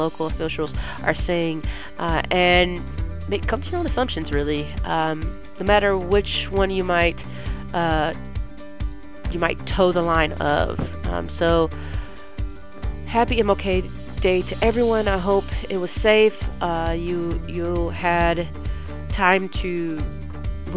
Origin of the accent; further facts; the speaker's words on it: Texas, United States; I'm from Texas